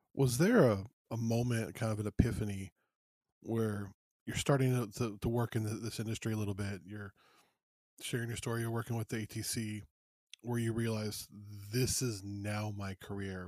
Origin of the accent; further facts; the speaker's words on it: United States; also born or lived in Los Angeles, California / Las Vegas, Nevada; I'm from L A and Las Vegas